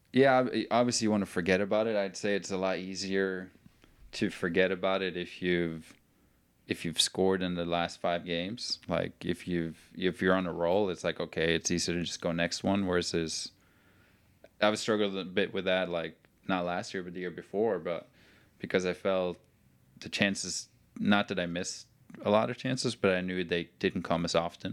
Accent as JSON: {"language": "English", "country": "Norway", "moved": "as an adult", "lives_now": "Chattanooga, United States", "said": "I'm from Norway."}